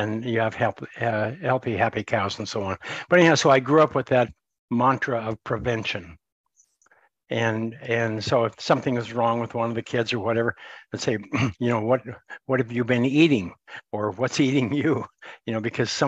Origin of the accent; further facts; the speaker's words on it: Montana, United States; I grew up in Montana, U.S.